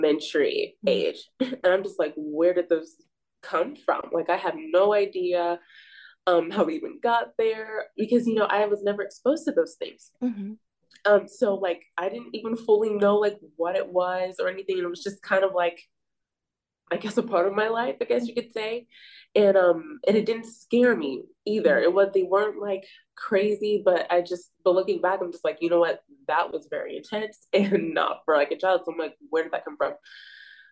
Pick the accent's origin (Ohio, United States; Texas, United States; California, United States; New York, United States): California, United States; Bay Area; I'm from the Bay Area